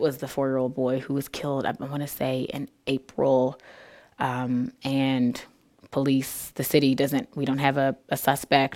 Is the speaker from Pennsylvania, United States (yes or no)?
yes; Philadelphia, Pennsylvania, United States; moved away as an adult; now in Peoria, United States; I grew up there